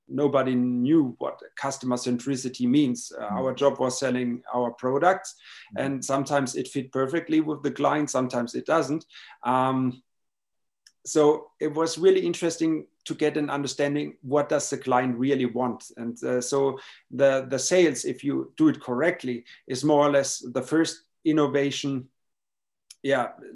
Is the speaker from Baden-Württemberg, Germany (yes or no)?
yes; Baden-Baden, Baden-Württemberg, Germany; I was born and raised in Baden-Baden, in a beautiful town of southern Germany